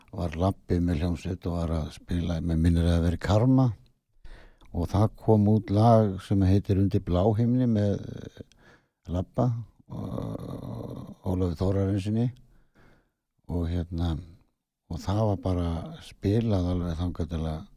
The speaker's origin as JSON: {"language": "Icelandic", "town": "Ísafjörður", "region": "Westfjords", "country": "Iceland", "said": "ég er nú frá Ísafjörði"}